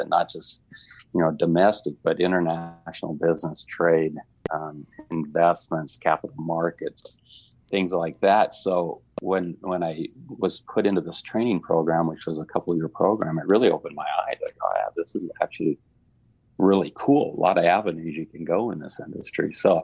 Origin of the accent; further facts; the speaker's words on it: Montana, United States; moved away as an adult; also born or lived in California; now in Missoula, United States; I'm from Montana, but I live here.